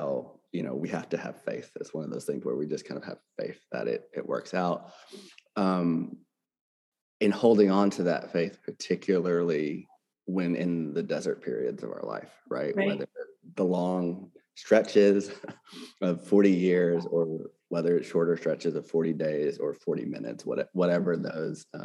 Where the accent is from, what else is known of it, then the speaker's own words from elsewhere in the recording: Arkansas, United States; moved away as an adult; also born or lived in California / New York / Baltimore, Maryland / Boston, Massachusetts; now in Jackson, Mississippi, United States; I'm born and raised from Arkansas in the South